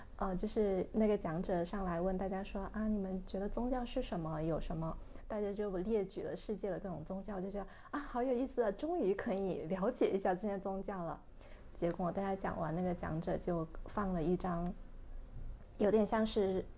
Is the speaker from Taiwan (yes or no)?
no; China; now in Hong Kong; 我们两个来自大陆暂居在香港的女性